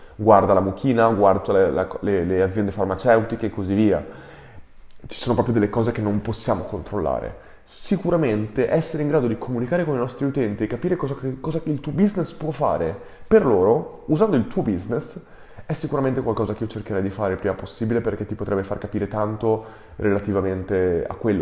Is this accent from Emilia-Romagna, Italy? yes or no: yes; Ferrara, Emilia-Romagna, Italy; siamo cresciuti insieme a Ferrara